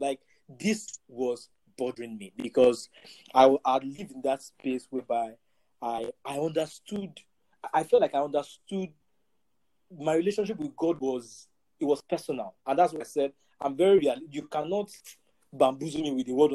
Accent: Ife, Osun, Nigeria; growing up in Four Square Gospel Church in Ife

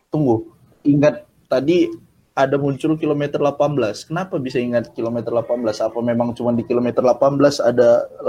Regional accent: Medan, North Sumatra, Indonesia; Aku kan ini dari Medan.

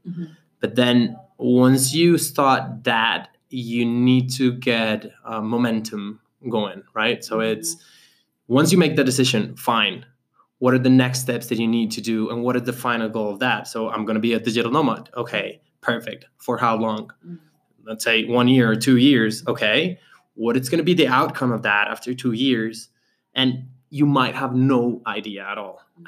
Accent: Colombia; now in Medellín, Colombia; I was from Colombia

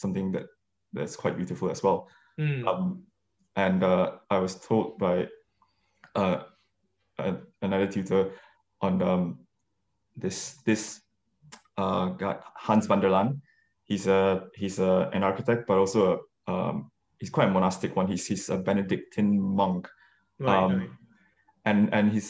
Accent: Malaysia; moved away as an adult; also born or lived in Kuala Lumpur; now in London, United Kingdom; I grew up in Malaysia and did A levels there, and then came here for undergrad

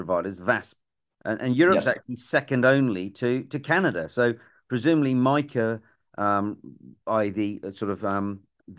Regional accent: England, United Kingdom; an Englishman.

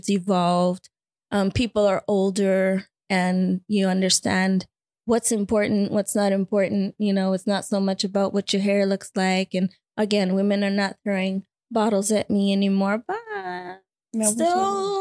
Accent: New York City, New York, United States; moved away as an adult; also born or lived in Massachusetts; I was from New York City.

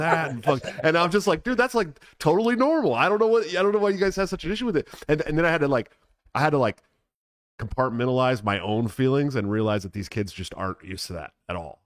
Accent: Oakland, California, United States; I'm from Oakland, obviously. I grew up, I grew up in the very urban area

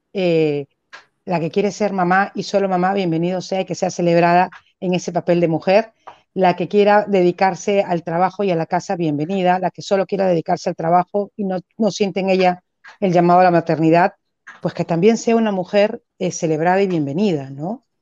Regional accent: Peru; vivo como un peruano común y silvestre

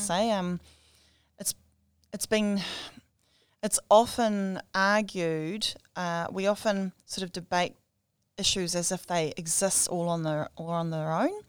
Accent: Whirinaki, Hokianga, Northland, New Zealand; also born or lived in Wellington / Dunedin / Christchurch / Auckland; growing up in Wherinaki, swimming in our river

